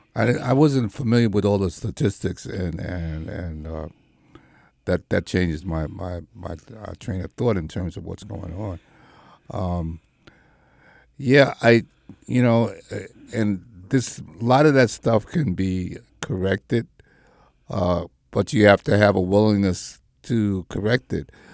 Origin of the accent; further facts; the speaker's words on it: New York, United States; when we grew up in the Marcy, you know, it was a neighborhood